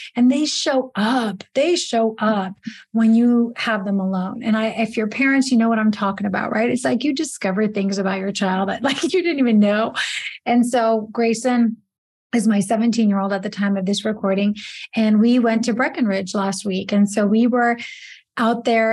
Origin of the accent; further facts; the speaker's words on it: Italy; moved away; I grew up in Italy